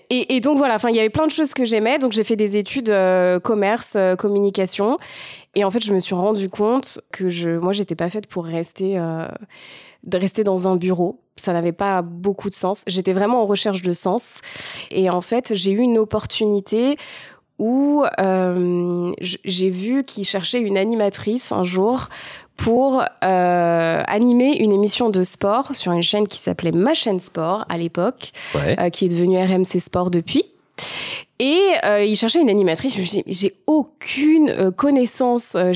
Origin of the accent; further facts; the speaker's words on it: Val-d'Oise, Paris region, Île-de-France, France; j'ai grandi en région parisienne, dans un petit village euh, dans le Val d'Oise.